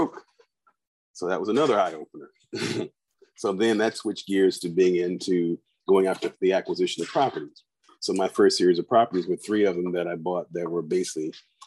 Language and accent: English; Chicago, Illinois, United States; growing up in the inner city of Chicago